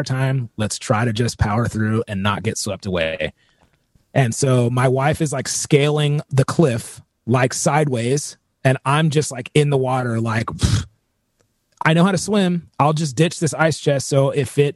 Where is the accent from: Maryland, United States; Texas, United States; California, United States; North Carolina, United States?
California, United States; Southern; I'm born and raised in California. I mean, I'm born and raised in like Southern California